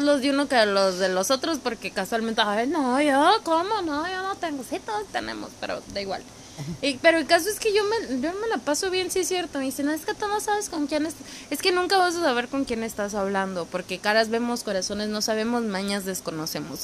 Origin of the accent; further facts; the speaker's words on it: Mexicali, Baja California, Mexico; Yo soy de Mexicali